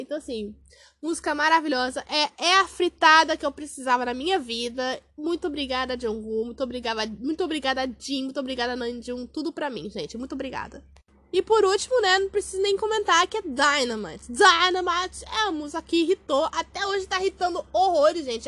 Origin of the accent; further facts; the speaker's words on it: Brazil; eu sou do Brasil